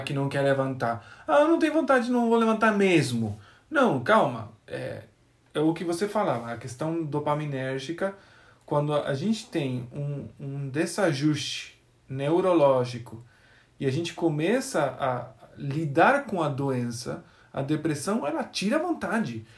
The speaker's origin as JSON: {"language": "Portuguese", "country": "Argentina", "tie": "born or raised there", "second_language": "Portuguese", "moved": "as an adult", "said": "Eu sou argentino, nasci na Argentina. Tem uma universidade adventista lá. E eu nasci no povoadinho que rodeia a universidade"}